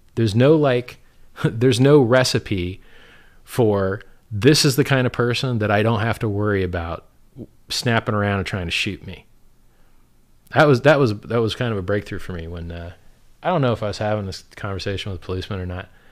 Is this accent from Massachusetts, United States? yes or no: no; South Florida, United States; I'm from South Florida